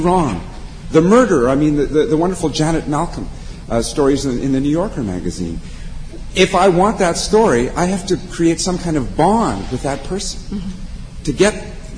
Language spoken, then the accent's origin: English; Canada; as a Canadian